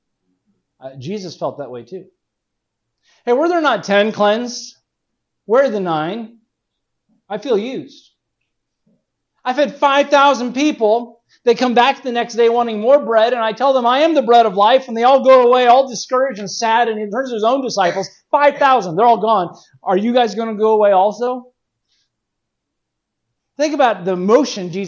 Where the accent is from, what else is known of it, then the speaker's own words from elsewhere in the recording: California, United States; growing up in California